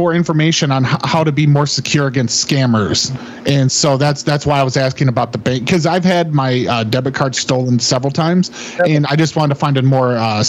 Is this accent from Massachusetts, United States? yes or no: yes; Massachusetts, United States; now in Orlando, United States; Originally, I grew up in Massachusetts.